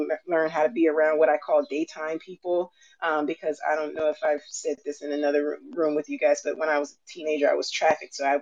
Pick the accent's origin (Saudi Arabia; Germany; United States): United States; Alabama; I grew up down south in Alabama